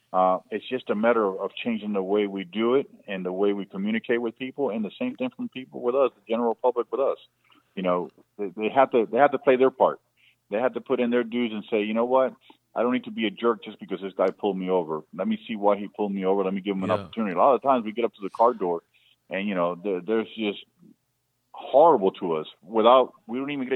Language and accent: English; Florida, United States; I don't think we can live with our doors open like I grew up here in Palm Beach County, with our windows open or screens open.